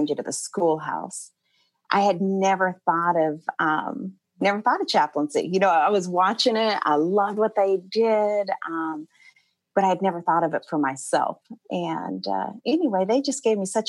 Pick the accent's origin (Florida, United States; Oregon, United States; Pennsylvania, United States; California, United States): Oregon, United States; Portland; moved away as an adult; now in Atlanta, United States; I grew up in Portland, Oregon. I lived there till I was about 24.